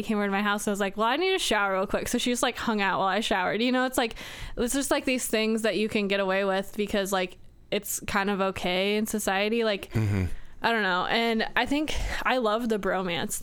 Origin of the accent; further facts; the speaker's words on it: United States; I was born in America and that I was raised by a mom